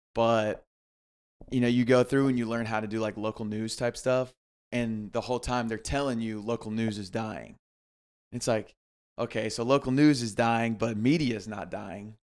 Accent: Greenville, South Carolina, United States; I grew up in Greenville, South Carolina

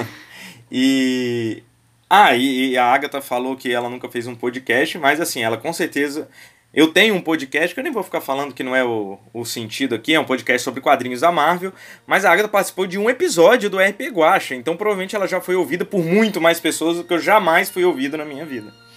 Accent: Vitória, Espírito Santo, Brazil; sou de Vitória

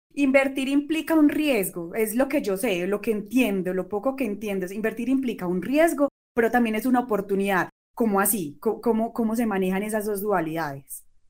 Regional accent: Colombia; aquí en Colombia

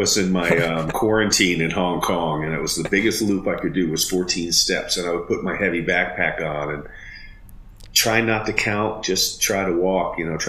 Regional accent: Germany; born there; You know, I was born an American, even though I was born in Germany.

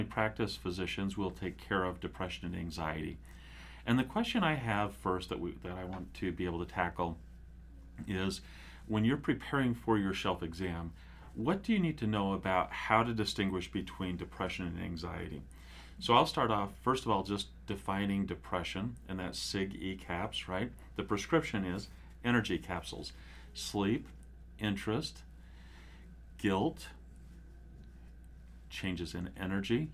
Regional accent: Cedar City, Utah, United States; I grew up there

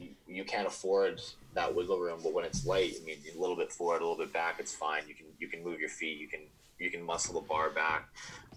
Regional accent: Alberta, Canada; moved away as an adult; also born or lived in Eastern Canada / Nanaimo, British Columbia; I grew up in Alberta, so I'm kind of from Western Canada already

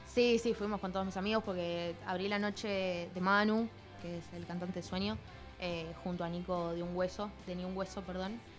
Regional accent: Quilmes, Buenos Aires Province, Argentina; yo soy de Quilmes

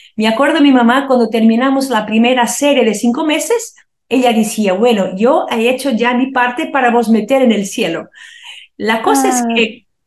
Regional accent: Porto, Norte, Portugal; cuando éramos muy pequeños todavía mi papá se murió en un accidente, nos mudamos a una otra ciudad del Oporto

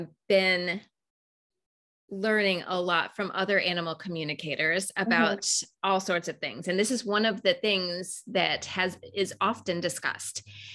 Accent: Raleigh, North Carolina, United States; there was going to be the first level right in my hometown in Raleigh when I was living in Raleigh, North Carolina.

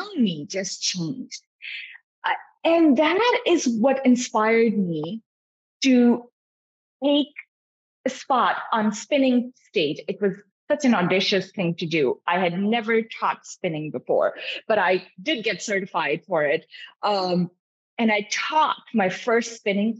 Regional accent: Pakistan; also born or lived in Davis, California, United States; now in United States; I grew up in Pakistan. I was born here when my dad was getting his PhD in genetics

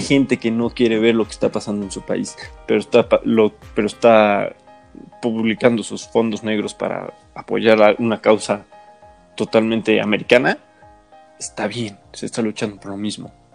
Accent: Mexico; somos mexicanos.

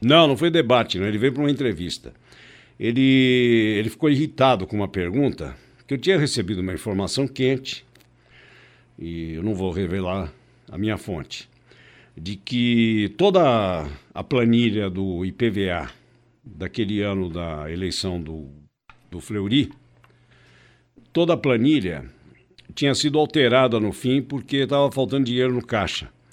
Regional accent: Brazil; Nós somos brasileiros

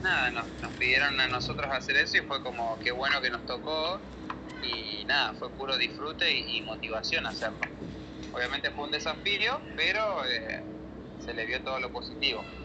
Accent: San Martín, Mendoza, Argentina; Yo soy del este de San Martín

